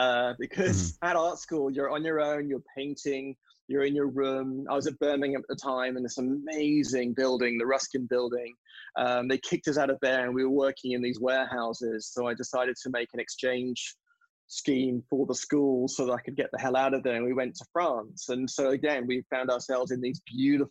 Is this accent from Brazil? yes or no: no; Bahamas; also born or lived in England; now in United States; I grew up on the Bahamas and on an island.